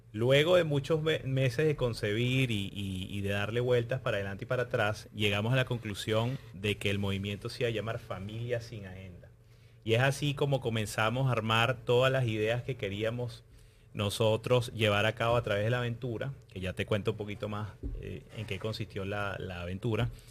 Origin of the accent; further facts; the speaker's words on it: Venezuela; moved away as an adult; Nosotros somos eh, inmigrantes venezolanos.